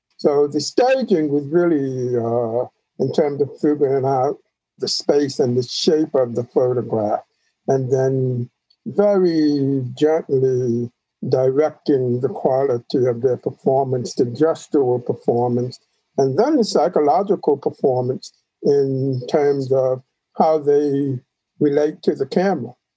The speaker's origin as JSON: {"language": "English", "town": "New York City", "region": "New York", "country": "United States", "tie": "born or raised there", "said": "the church that I grew up in in Queens"}